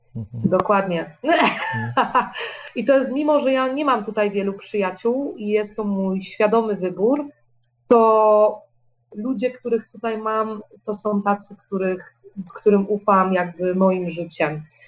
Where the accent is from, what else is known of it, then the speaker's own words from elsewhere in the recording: Poland; moved away; mojego dzieciństwa jeszcze w Polsce